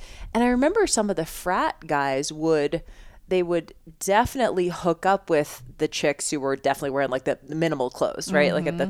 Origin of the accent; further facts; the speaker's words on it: Boston, Massachusetts, United States; moved away; I grew up in Boston. It was a lot of like Northeast vibe